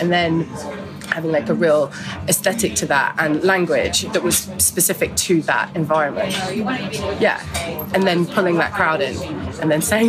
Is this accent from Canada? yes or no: yes; Newfoundland and Labrador, Canada; family space that was, you know, had a proper mix of people that was really specifically nostalgic to my growing up in Labrador, which doesn't exist anymore